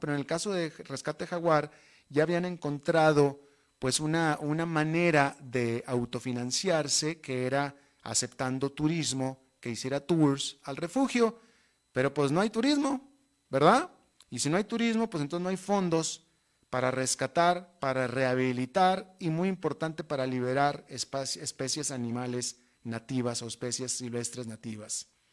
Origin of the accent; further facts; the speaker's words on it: Monterrey, Nuevo León, Mexico; moved away as an adult; yo llevo eh, casi 30 años viviendo fuera de mi país de origen, que es México, pero sin embargo, hasta la fecha, todas las navidades las he pasado en mi tierra natal con mi familia